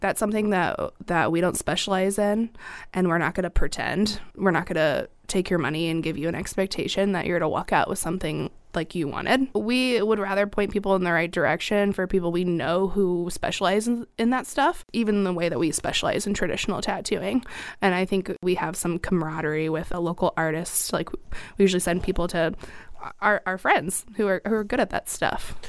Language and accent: English; Little Rock, Arkansas, United States; now in Springfield, United States; born and raised in Little Rock, Arkansas